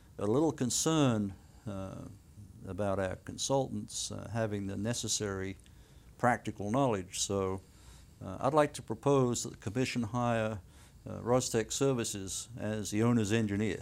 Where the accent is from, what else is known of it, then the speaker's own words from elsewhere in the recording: United Kingdom; moved away; also born or lived in South Wales; I was born and raised in the UK